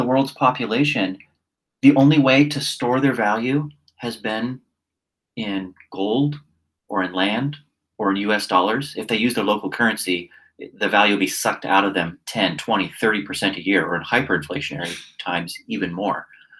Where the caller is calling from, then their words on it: Singapore; So I'll just give you an example from my own backyard. I'm speaking here from Singapore.